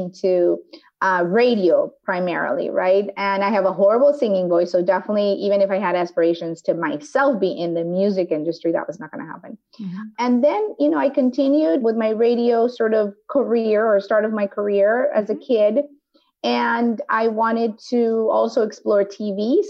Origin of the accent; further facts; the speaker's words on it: Mexico; now in United States; I grew up in Mexico